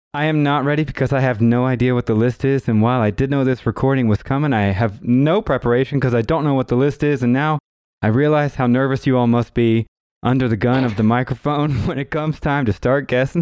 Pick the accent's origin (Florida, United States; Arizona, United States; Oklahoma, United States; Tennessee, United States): Oklahoma, United States; Tulsa; I am also from Tulsa, Oklahoma